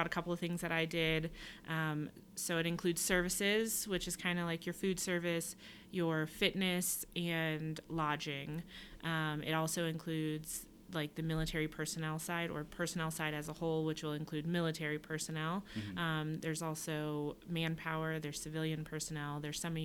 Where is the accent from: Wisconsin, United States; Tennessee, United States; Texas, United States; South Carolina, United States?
South Carolina, United States; Charleston; I am originally from Charleston, South Carolina